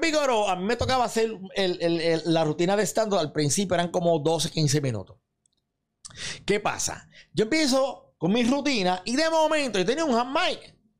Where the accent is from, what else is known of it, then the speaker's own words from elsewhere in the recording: Santa Isabel, Puerto Rico; mi pueblo Santa Isabel